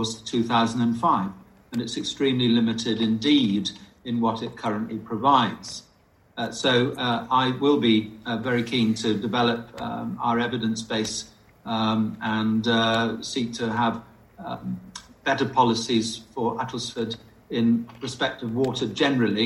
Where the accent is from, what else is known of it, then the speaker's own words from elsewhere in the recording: Wales, United Kingdom; moved away; As a Welshman